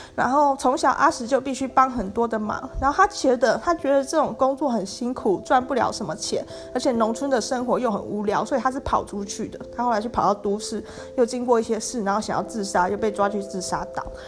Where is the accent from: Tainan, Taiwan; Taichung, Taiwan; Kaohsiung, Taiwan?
Tainan, Taiwan; 我是台南人， 其实呢，在我住的地方并不是台南市区，而是以前的台南县